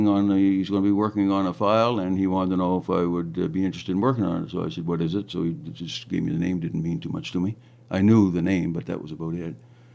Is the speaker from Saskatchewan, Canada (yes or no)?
no; Moncton, New Brunswick, Canada; I'm originally from Moncton, New Brunswick.